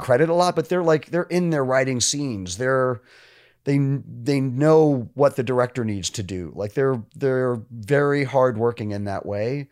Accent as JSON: {"language": "English", "region": "New York", "country": "United States", "moved": "as an adult", "said": "I was from New York"}